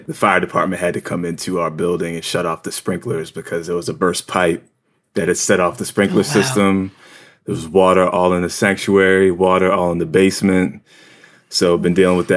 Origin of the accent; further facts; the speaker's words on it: Williamstown, New Jersey, United States; now in New York, United States; I grew up in South Jersey, just across the bridge from Philly